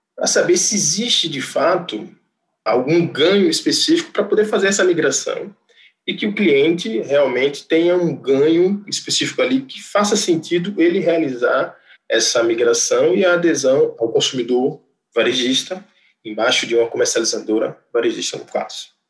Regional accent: Rio Grande do Norte, Brazil; moved away as an adult; now in Manaus, Brazil; Eu nasci no Rio Grande do Norte, sou engenheiro eletricista formado pela Universidade Federal do Rio Grande do Norte

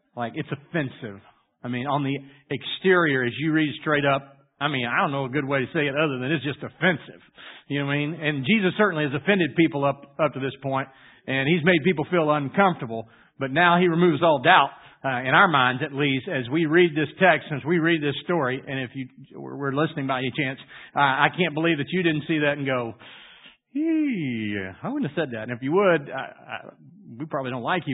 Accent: Louisiana, United States; I grew up in Louisiana

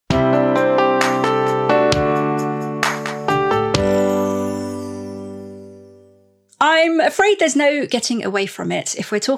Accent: United Kingdom; I'm British

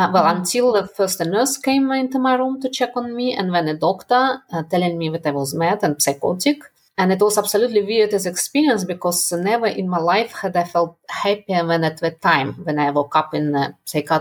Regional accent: Russia; moved away as an adult; also born or lived in Netherlands / United Kingdom; I was brought up in Russia

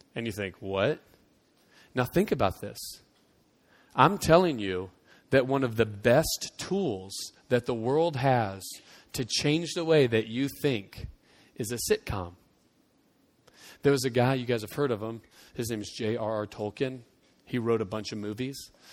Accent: United States; it was ingrained in me to tie our, my Christianity to the fact that I was American

